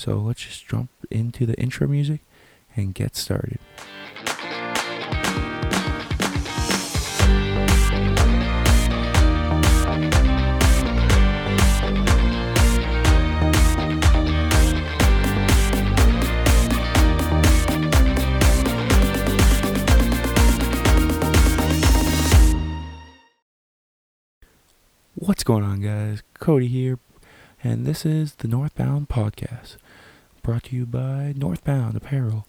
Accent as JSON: {"language": "English", "town": "Sarnia", "region": "Ontario", "country": "Canada", "said": "I am from Canada, more specifically Sarnia, Ontario"}